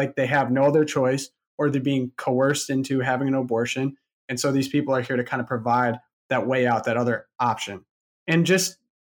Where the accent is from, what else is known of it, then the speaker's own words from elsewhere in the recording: Michigan, United States; moved away; I'm from Michigan